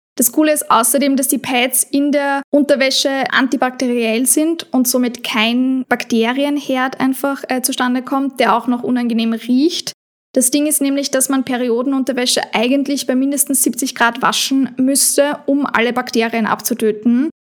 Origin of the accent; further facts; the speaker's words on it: Austria; bei uns in Österreich